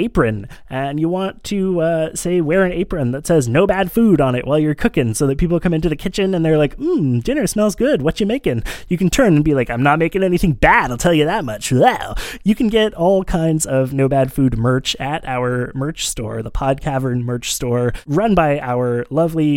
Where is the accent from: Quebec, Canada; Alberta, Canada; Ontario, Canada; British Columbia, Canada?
British Columbia, Canada; Vancouver; I grew up on the West Coast in Vancouver